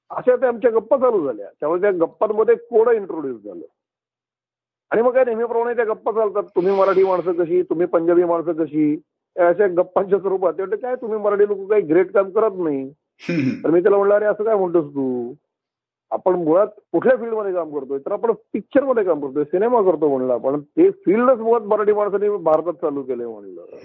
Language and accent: Marathi; Pune, Maharashtra, India; मी पुण्यात वाढलेलो आहे मी पुण्याचा आहे